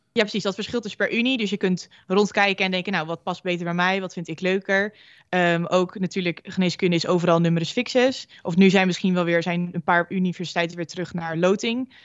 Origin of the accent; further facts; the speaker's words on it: Groningen, Netherlands; moved away as an adult; now in Amsterdam, Netherlands; ik kom zelf uit Groningen, dus eh, flink ver verhuisd voor studie